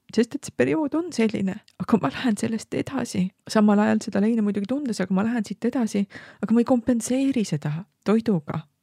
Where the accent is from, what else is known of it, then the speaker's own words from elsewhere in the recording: Estonia; me oleme eestlased